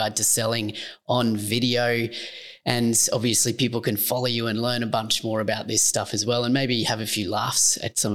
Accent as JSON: {"language": "English", "country": "Australia", "accent": "Aussie", "said": "That's my Aussie accent"}